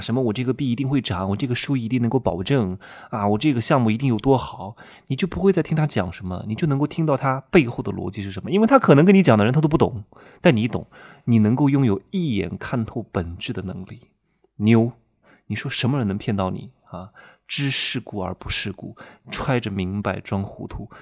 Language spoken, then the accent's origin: Chinese; Wuhu, Anhui, China; moved away; 我们老家芜湖三四线城市